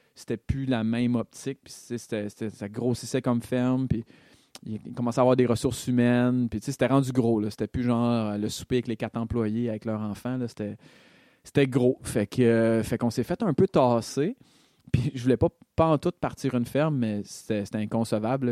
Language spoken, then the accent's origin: French; Montreal, Quebec, Canada; moved away; je viens de Rosemont, là, tu sais, je suis un gars de la ville